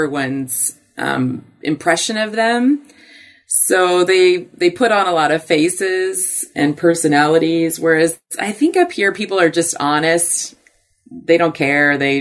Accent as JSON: {"language": "English", "town": "Puyallup", "region": "Washington", "country": "United States", "tie": "born or raised there", "also_born_or_lived": "Los Angeles, California", "said": "I grew up in Puyallup, Washington"}